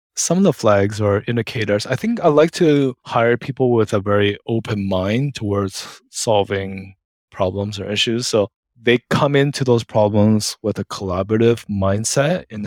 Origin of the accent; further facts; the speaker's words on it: Canada; moved away as an adult; also born or lived in United Kingdom; I'm Canadian, so I think as part of some UK Commonwealth.